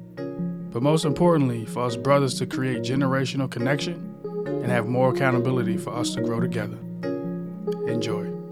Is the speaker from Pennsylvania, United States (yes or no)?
yes; Philadelphia, Pennsylvania, United States; I'm from South Philly, and everybody, you, it's a melting pot down there